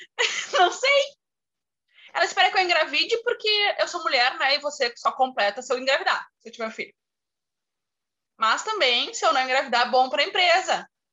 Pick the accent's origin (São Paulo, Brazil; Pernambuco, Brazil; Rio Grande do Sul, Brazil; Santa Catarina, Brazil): Rio Grande do Sul, Brazil; interior of; eu sou do interior do Rio Grande do Sul